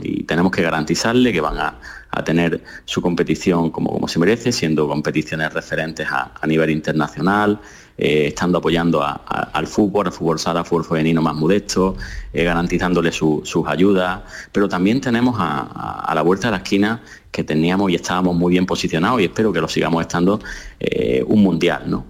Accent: Andalusia, Spain; yo estoy muy centrado en mi tierra, en Andalucía, con mi gente

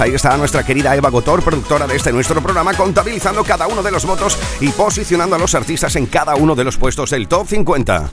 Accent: Andalusia, Spain; Familia guapos y guapas de Andalucía, culos inquietos de mi tierra

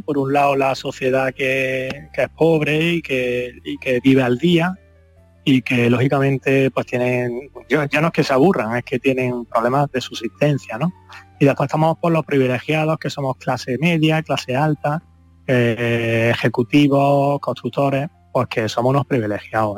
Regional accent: Andalusia, Spain; moved away; mi país, ¿no? que, al fin y al cabo es mi tierra

